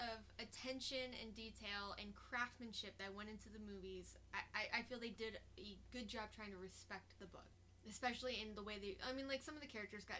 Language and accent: English; Cave Creek, Arizona, United States; also born or lived in Rockford, Illinois / Tucson; From Rockford, Illinois. I grew up north of Phoenix in a town called Cave Creek, and then moved to Tucson